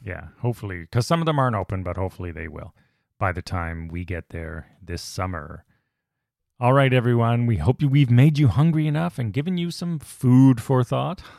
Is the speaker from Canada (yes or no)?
yes; Canada; As a Canadian